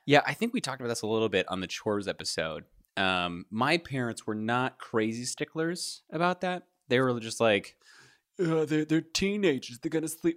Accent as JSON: {"language": "English", "region": "Kentucky", "country": "United States", "tie": "born or raised there", "said": "I grew up in Kentucky"}